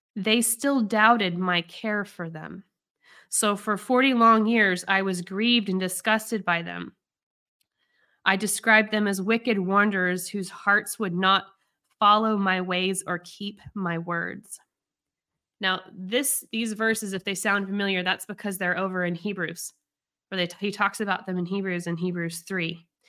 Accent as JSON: {"language": "English", "country": "United States", "said": "I'm American"}